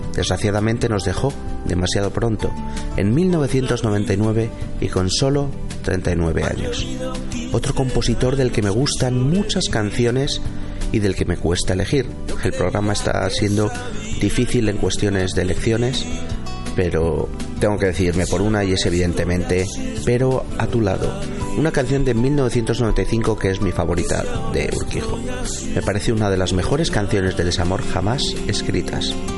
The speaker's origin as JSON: {"language": "Spanish", "country": "Spain", "said": "nuestro país"}